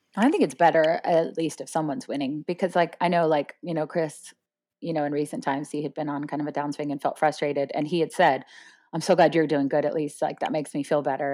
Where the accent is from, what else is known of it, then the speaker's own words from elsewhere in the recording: Florida, United States; I grew up in Florida